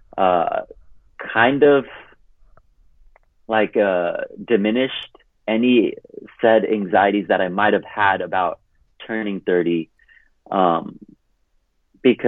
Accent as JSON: {"language": "English", "town": "Hercules", "region": "California", "country": "United States", "tie": "born or raised there", "also_born_or_lived": "Punjab, India", "moved": "as an adult", "lives_now": "Denver, United States", "said": "I grew up in Hercules, California, which is 20 miles north of Oakland"}